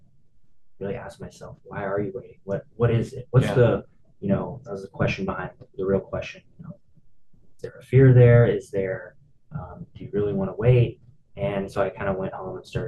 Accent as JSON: {"language": "English", "town": "Dallas", "region": "Texas", "country": "United States", "tie": "born or raised there", "also_born_or_lived": "San Diego, California", "moved": "as an adult", "said": "born and raised in Dallas, Texas."}